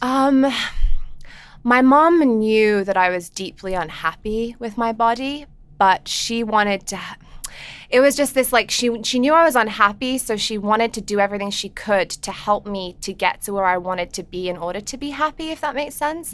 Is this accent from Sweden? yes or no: no; England, United Kingdom; moved away; I grew up in England